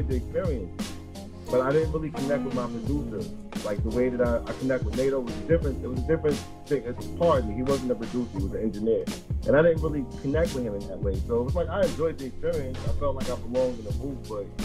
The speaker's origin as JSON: {"language": "English", "town": "Wyandanch", "region": "New York", "country": "United States", "said": "I'm from Wyandance, Long Island."}